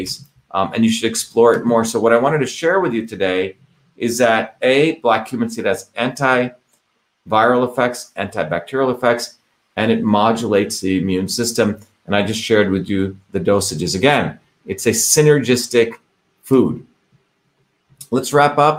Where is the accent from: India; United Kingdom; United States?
India; moved away; when I grew up in India